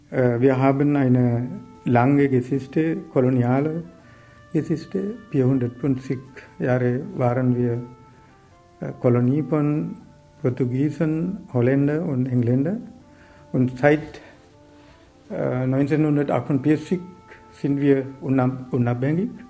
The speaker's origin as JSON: {"language": "German", "country": "Sri Lanka", "second_language": "German", "moved": "as an adult", "lives_now": "Germany", "said": "Ich komme aus Sri Lanka und seit äh, 30 Jahren lebe ich in Deutschland. Eigentlich ist eine Sri Lankanische Deutsche oder deutsche Sri Lankaner, kann man so nennen."}